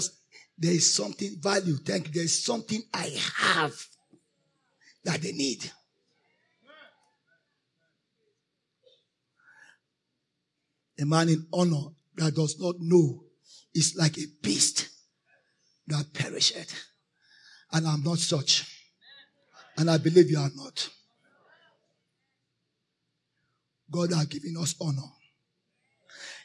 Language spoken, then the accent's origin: English; Nigeria; I am a Christian. Righteous before I'm a Nigerian